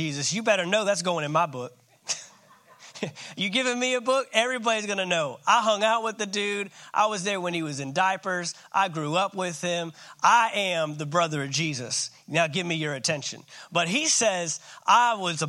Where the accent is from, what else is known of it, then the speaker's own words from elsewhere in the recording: Dallas-Fort Worth Metroplex, Texas, United States; also born or lived in San Antonio, Texas; I grew up in the Dallas-Fort Worth Metroplex, my entire, all but 5 years of the first 18 years of my life, and the first 5 were in San Antonio